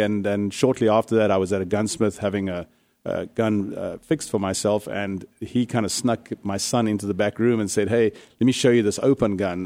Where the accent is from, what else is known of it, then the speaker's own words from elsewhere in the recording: South Africa; now in Arizona, United States; I come from South Africa, which is probably one of the harshest gun control countries in the world